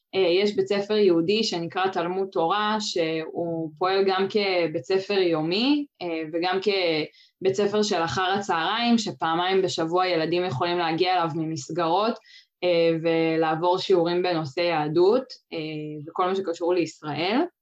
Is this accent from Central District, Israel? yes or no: no; Kfar Tavor, Northern District, Israel; כן, אז גדלתי בכפר תבור, אה, שנמצא באזור סובב כנרת